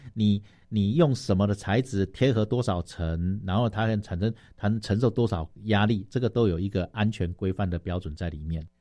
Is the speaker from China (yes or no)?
no; Taitung County, Taiwan; 我是来自台东的